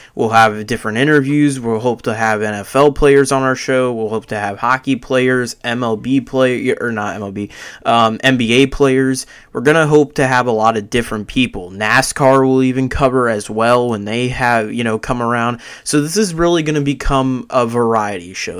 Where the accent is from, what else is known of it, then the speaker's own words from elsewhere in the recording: Tampa, Florida, United States; I'm from Florida. I'm from Tampa